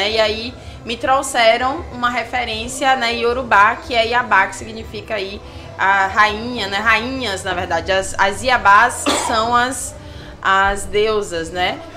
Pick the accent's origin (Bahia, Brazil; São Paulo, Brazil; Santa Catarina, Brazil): Bahia, Brazil; Salvador; now in Brasília, Brazil; Eu sou daqui de Salvador, mas eu moro em Brasília e eu vou pra cá cada dois meses atender.